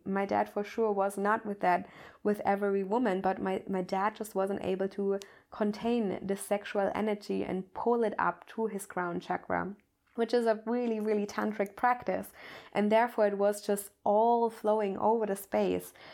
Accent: Germany; I'm coming from Germany

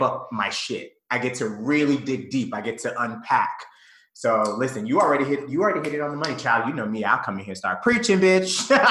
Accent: Conyers, Georgia, United States; I grew up in the South. I'm from, first and foremost, I was raised in Conyers, Georgia.

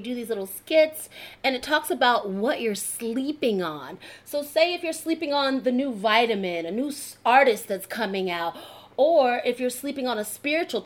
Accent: New Jersey, United States; moved away; also born or lived in Georgia; I'm from Jersey and I'm talking like this

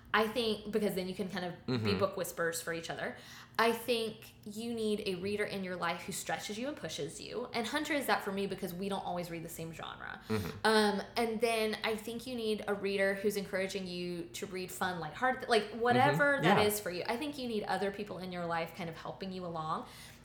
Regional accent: United Kingdom; Like I'm British and I drink tea and I need something to set.

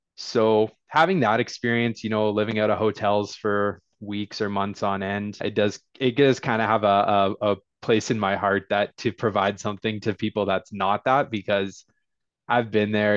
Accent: Fort Nelson, British Columbia, Canada; I was born in Fort Nelson, B C, so small town boy from way, way northern B C.

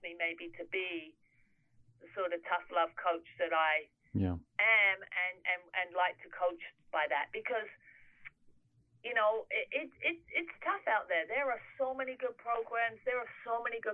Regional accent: England, United Kingdom; moved away; I'm English.

